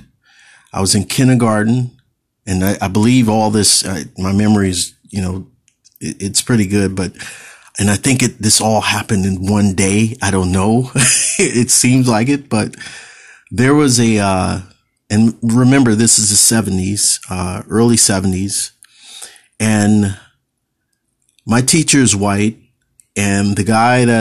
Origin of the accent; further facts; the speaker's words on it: California, United States; I'm Californian born, I'm a native Californian